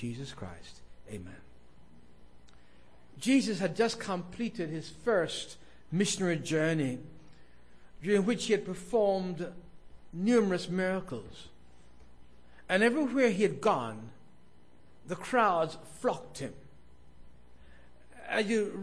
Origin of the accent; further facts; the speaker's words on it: London, United Kingdom; moved away; I was a boy growing up in South London, England